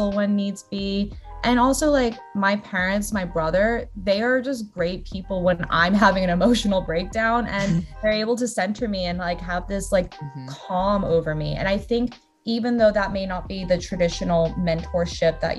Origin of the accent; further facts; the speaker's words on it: Australia; moved away as an adult; also born or lived in Brazil; now in United States; I was very fortunate to have grown up in Australia